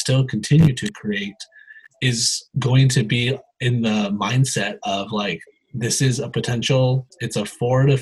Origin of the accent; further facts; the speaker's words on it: Tehachapi, California, United States; I have two nephews from my hometown, Tehachapi